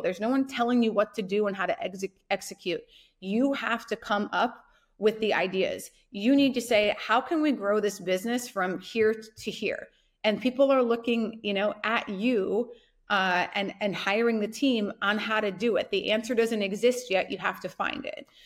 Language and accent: English; North Dakota, United States; I grew up in North Dakota